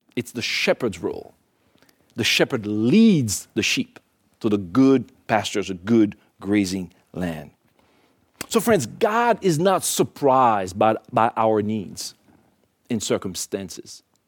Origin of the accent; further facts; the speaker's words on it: Port-au-Prince, Ouest, Haiti; moved away; I was born in Haiti, in Port-au-Prince, Haiti